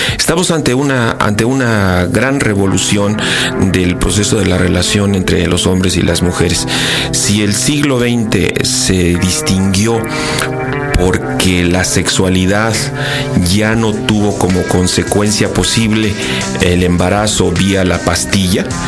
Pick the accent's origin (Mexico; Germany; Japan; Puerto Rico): Mexico; Querétaro; soy queretano